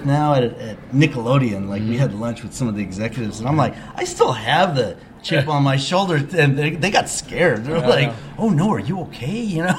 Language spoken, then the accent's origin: English; San Diego, California, United States; because when I was young, I grew up in San Diego in the 70s, and it was an awful place to grow up.